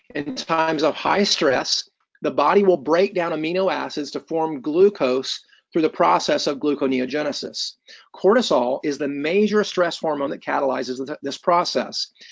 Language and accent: English; Columbus, Indiana, United States; I was born and raised in Columbus, Indiana